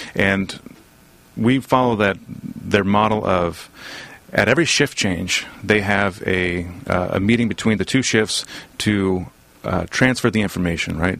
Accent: Southern California, United States; also born or lived in Boston; I was born and raised here in Southern California

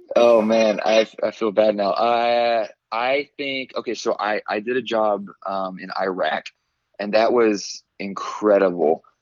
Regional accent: Fairhope, Alabama, United States; also born or lived in Atlanta, Georgia; now in Birmingham, United States; so I grew up in Fairhope. Um, I was actually born right outside of Atlanta, Georgia. Um, okay. But I mean, when I turned like three, we moved to Fairhope, so I, I claim Fairhope

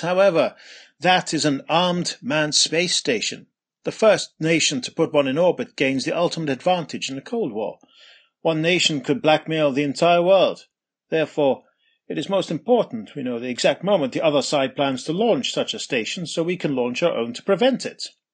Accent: Scotland, United Kingdom; Pete and I, being Scottish

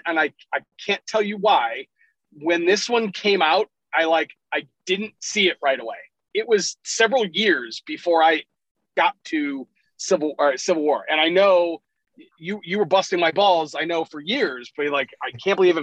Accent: Cleveland, Ohio, United States; I'm from Cleveland

